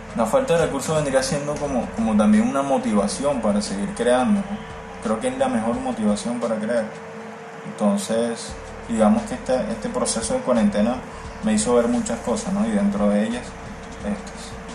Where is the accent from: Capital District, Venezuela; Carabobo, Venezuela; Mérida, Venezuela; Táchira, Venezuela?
Capital District, Venezuela; Caracas; now in Malambo, Colombia; soy artista plástico y visual originario de Caracas, Venezuela, y actualmente resido o vivo en la ciudad de Barranquilla, en el Caribe colombiano